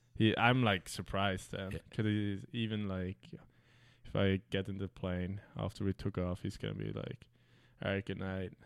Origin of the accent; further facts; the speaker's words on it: Switzerland; now in North America; where I grew up like in Switzerland